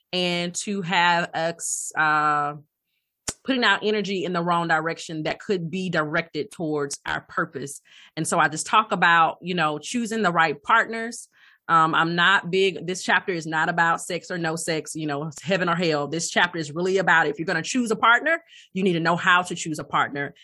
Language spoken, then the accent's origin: English; Alabama, United States; moved away as an adult; also born or lived in Atlanta / Cleveland / Hoover, Alabama; I hail from Alabama, born, raised in Alabama